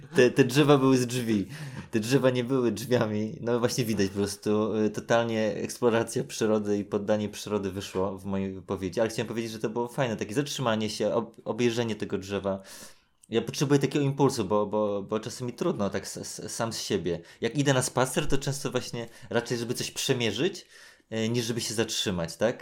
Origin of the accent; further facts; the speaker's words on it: Warsaw, Masovian Voivodeship, Poland; jak się wychowywałem na Gocławiu